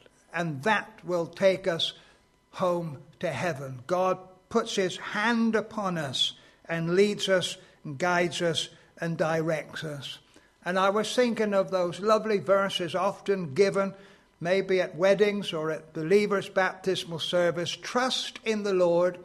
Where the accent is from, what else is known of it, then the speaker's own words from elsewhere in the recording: Exeter, South West England, United Kingdom; I come from Exeter, and I became a Christian when I was 16 years old